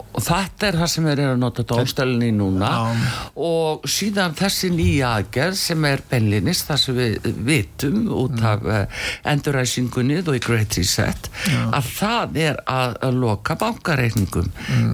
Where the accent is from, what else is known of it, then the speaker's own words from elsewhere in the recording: Iceland; við Íslendingar